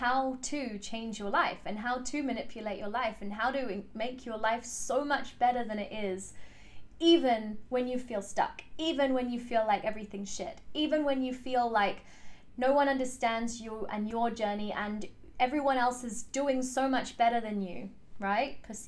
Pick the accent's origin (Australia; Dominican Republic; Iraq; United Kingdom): United Kingdom; England; But essentially, what happened is I was born in England. My parents are from South Africa. And when they decided to move to England, they very carefully chose the suburb that they would live